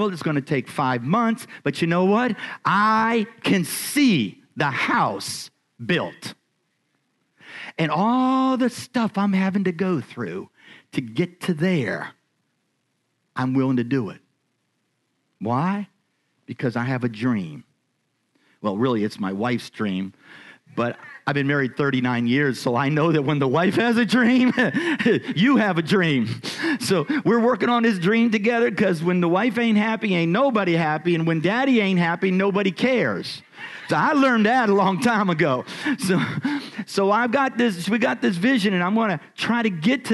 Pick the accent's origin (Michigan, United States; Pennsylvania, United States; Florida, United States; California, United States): Pennsylvania, United States; Erie; I was born in Erie, Pennsylvania